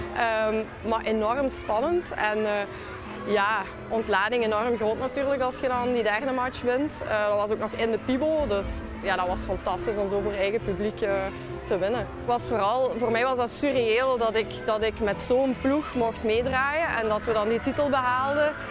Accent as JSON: {"language": "Dutch", "area": "Limburg", "region": "Flanders", "country": "Belgium", "said": "ik ben van Limburg."}